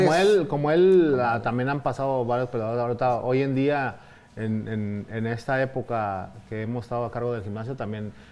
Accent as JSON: {"language": "Spanish", "region": "Mexico City", "country": "Mexico", "moved": "yes", "said": "Pues ya viviendo de, planta, que vine del DF."}